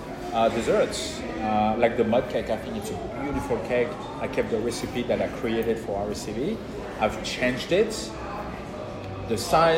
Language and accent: English; France; accent: French; now in Australia; I'm Australian with a French accent